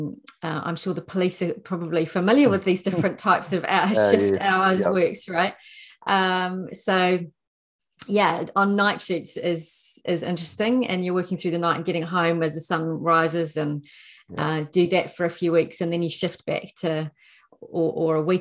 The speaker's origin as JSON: {"language": "English", "region": "Nelson", "country": "New Zealand", "tie": "born or raised there", "also_born_or_lived": "Wellington, New Zealand / London, United Kingdom", "moved": "as an adult", "said": "I had left my hometown of Nelson"}